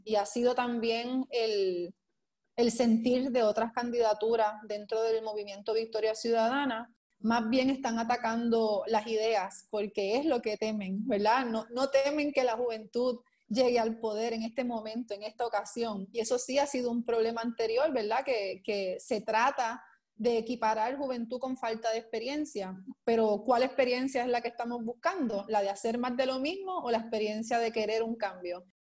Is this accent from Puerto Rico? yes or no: yes; Puerto Rico; also born or lived in Isabela, Puerto Rico / San Juan, Puerto Rico; Soy natural de Isabela, eh, me vengo con mi familia a vivir en el área metropolitana eh, muy pequeña, como desde los cuatro años